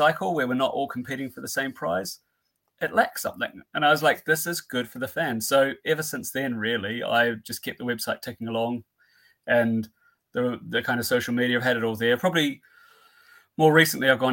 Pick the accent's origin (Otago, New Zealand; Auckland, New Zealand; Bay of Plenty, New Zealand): Otago, New Zealand; Dunedin; moved away as an adult; now in Twickenham, United Kingdom; I'm just a simple Kiwi boy over from Dunedin and been living in not far from Twickenham for about 20 odd